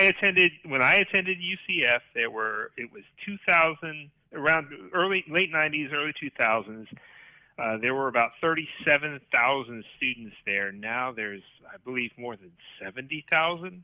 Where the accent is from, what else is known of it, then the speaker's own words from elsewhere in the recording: Orlando, Florida, United States; have lived my entire life in the Orlando, Florida vicinity. A couple of suburbs here and there, but I never left